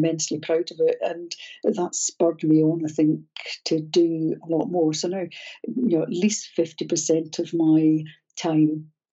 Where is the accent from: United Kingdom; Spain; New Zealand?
United Kingdom; Scotland; I'm Scottish